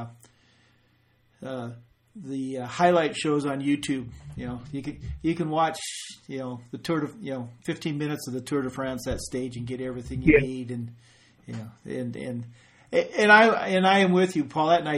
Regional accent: South Dakota, United States; I'm coming from South Dakota

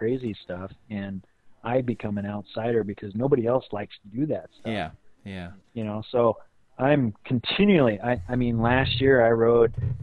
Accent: Rapid City, South Dakota, United States; I grew up in Rapid City, and I ran cross country

